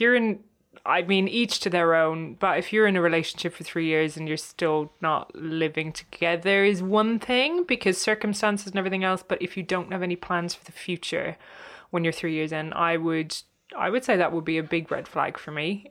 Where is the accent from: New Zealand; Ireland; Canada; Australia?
Ireland; Cork, Munster; moved away as an adult; also born or lived in San Francisco, United States; now in London, United Kingdom; my hometown, um, which is Cork in Ireland